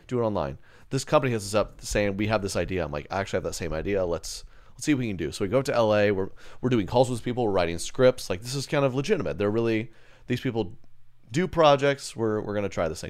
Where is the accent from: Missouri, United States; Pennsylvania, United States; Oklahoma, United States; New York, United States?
Oklahoma, United States; I grew up one in Oklahoma.